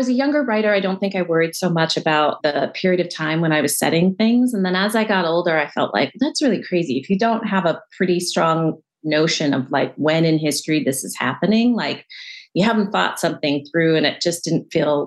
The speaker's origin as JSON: {"language": "English", "area": "outside of LA", "region": "California", "country": "United States", "tie": "born or raised there", "said": "I grew up in California outside"}